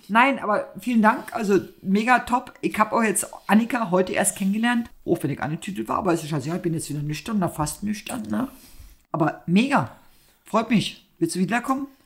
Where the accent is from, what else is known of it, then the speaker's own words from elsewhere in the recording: East Germany, Germany; Wir kommen aus dem Osten, du kannst ruhig eine Maultrommel sagen.